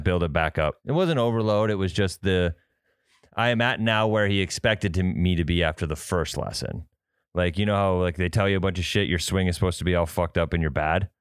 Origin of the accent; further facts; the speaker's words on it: Midwest, United States; also born or lived in Fargo, North Dakota; We're from the Midwest. We deal with winds. We're in Fargo.